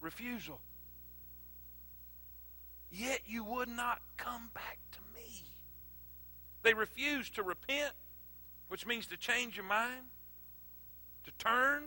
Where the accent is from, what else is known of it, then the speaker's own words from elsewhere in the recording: South Florida, United States; moved away as an adult; also born or lived in South Carolina; I'm from South Florida. Crab legs, coconuts, and palm trees